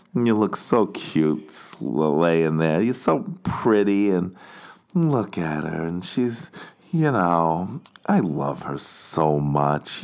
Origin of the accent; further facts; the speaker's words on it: United States; moved away as an adult; now in Barcelona, Spain; I'm an American.